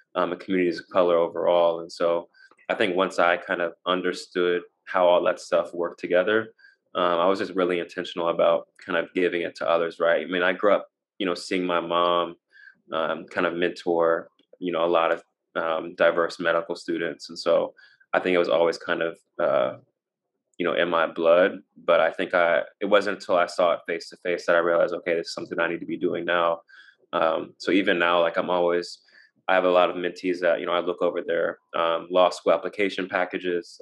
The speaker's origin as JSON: {"language": "English", "town": "Nashville", "region": "Tennessee", "country": "United States", "tie": "born or raised there", "moved": "as an adult", "said": "I grew up in Nashville, um, so it's nice to kind of be back"}